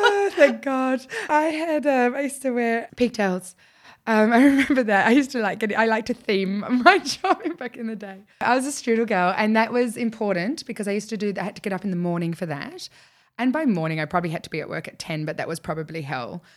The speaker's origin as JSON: {"language": "English", "country": "Australia", "said": "being the Australian, or the only Australian in the room"}